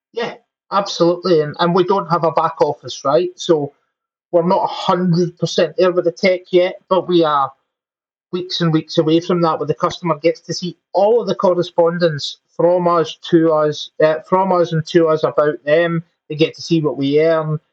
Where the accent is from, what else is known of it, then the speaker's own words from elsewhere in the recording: Glasgow, Scotland, United Kingdom; moved away as an adult; also born or lived in England; now in Scotland, United Kingdom; Glaswegians, which is my hometown.